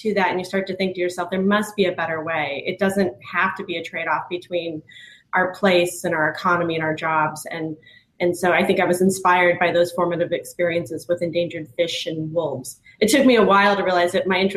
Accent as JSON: {"language": "English", "town": "Hailey", "region": "Idaho", "country": "United States", "tie": "born or raised there", "moved": "yes", "lives_now": "Denver, United States", "said": "I grew up in Haley, Idaho, which is a small town in the valley of Sun Valley, Idaho"}